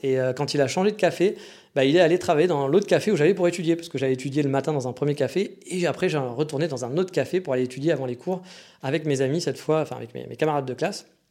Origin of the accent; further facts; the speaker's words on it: France; moved away as an adult; also born or lived in Kyoto, Japan; je suis français